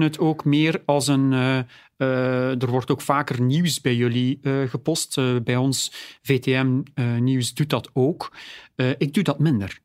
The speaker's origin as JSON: {"language": "Dutch", "town": "Oudenaarde", "region": "Flanders", "country": "Belgium", "said": "Ik ben zelf van Oudenaarde"}